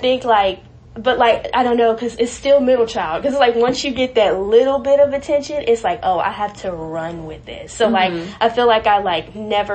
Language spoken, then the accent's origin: English; Raleigh, North Carolina, United States; now in Greensboro, United States; I'm from Raleigh originally, and I grew up with my mom and two other siblings